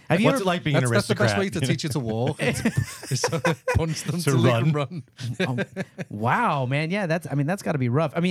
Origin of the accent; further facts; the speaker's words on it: Scotland, United Kingdom; so I am Scottish, though.